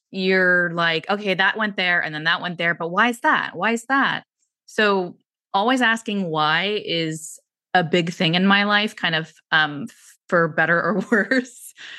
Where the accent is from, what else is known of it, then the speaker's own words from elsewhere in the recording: San Francisco, California, United States; I grew up in San Francisco